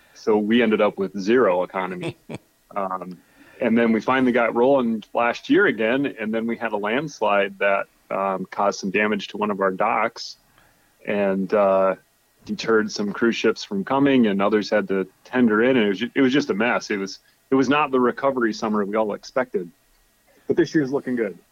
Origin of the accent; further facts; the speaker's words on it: South Dakota, United States; moved away as an adult; now in Alaska, United States; I grew up a farmer in South Dakota